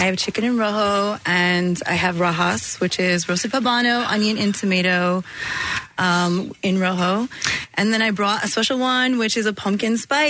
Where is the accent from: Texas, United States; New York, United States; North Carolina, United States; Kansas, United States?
Texas, United States; also born or lived in Southern California; now in Philadelphia, United States; I grew up in Texas, too